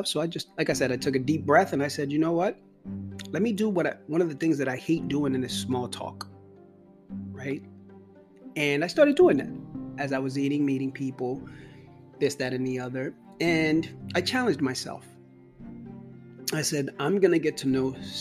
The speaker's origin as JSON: {"language": "English", "town": "New York City", "region": "New York", "country": "United States", "tie": "born or raised there", "said": "growing up in New York and in the Bronx"}